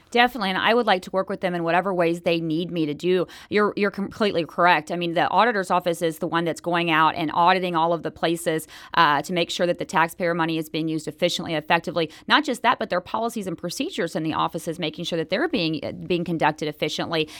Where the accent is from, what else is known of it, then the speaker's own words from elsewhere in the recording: Enid, Oklahoma, United States; moved away as an adult; also born or lived in Texas / Florida / Iowa; I grew up in Oklahoma